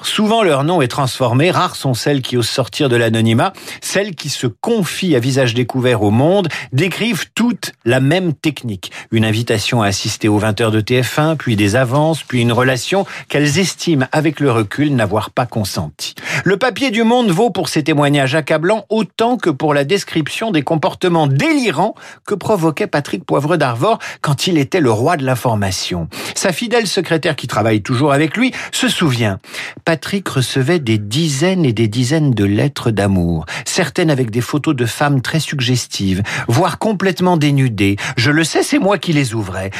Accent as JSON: {"language": "French", "country": "France", "said": "Chez nous en France"}